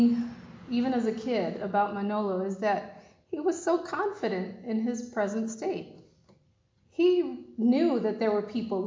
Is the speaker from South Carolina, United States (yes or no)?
no; New York City, New York, United States; I'm a South Bronx girl, born and raised in the South Bronx in New York City, in the projects